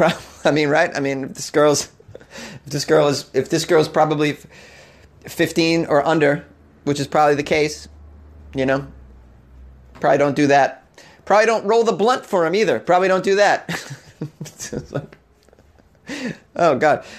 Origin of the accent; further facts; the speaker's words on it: New England, United States; I'm from New England